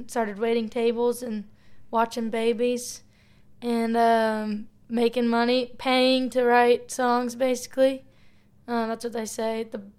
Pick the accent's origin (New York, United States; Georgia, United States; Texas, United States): Georgia, United States; Sugar Hill; moved away as an adult; now in Nashville, United States; So I'm from Sugar Hill, Georgia. And I came to Nashville in 2014 to go to Vanderbilt on an academic scholarship.